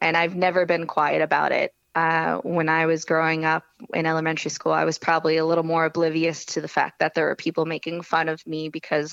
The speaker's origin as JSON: {"language": "English", "town": "Howell", "region": "New Jersey", "country": "United States", "tie": "born or raised there", "said": "I grew up in Howell, New Jersey"}